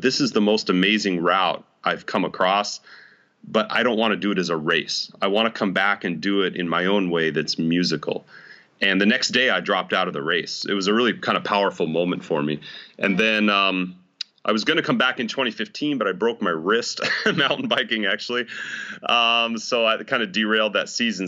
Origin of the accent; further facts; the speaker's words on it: Idaho Falls, Idaho, United States; now in West Orange, United States; I was actually born and raised in Idaho Falls, Idaho.